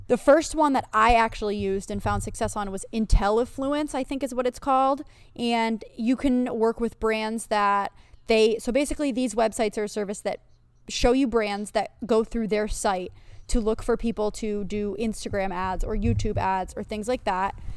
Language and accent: English; Pennsylvania, United States; moved away as an adult; also born or lived in New York; I was originally from Pennsylvania